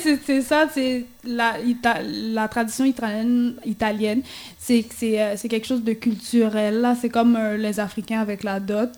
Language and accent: French; Haiti; on est haïtien, puis on va rester haïtien pour toujours